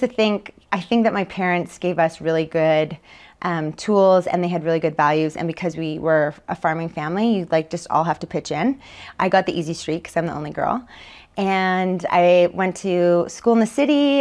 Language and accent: English; Winnipeg, Manitoba, Canada; moved away as an adult; also born or lived in Calgary; born and raised in Winnipeg, Manitoba, just outside